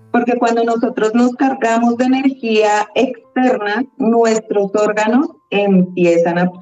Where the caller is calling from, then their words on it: Manizales, Caldas, Colombia; De Manizales.